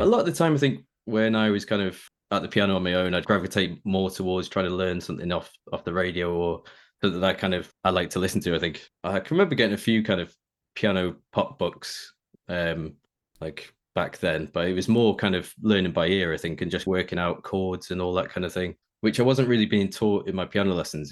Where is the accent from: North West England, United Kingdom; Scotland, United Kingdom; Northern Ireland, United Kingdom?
North West England, United Kingdom; Preston; I grew up in in Preston in Lancashire